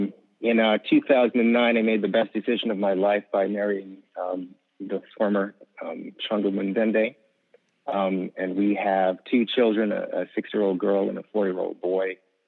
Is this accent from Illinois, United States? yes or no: no; New York City, New York, United States; moved away as an adult; also born or lived in Jamaica / Canada; now in Michigan, United States; I grew up in New York City, stayed there until I went away to college, went to Andrews University, and much to the chagrin of my mother, decided to stay in Michigan once I got a job.